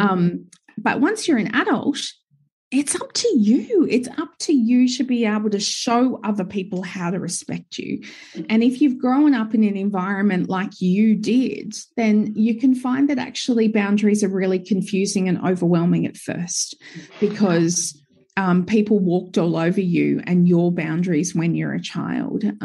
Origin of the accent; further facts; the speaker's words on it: Gold Coast, Queensland, Australia; now in Sunshine Coast, Australia; I grew up, I was born and raised on the Gold Coast.